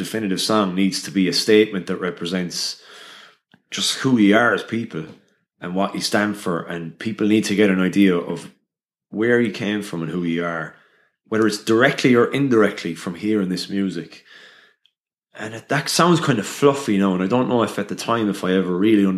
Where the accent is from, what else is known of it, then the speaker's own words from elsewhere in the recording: Limerick, Munster, Ireland; I'm from Limerick City, and I spoke Irish up until the Leaving Cert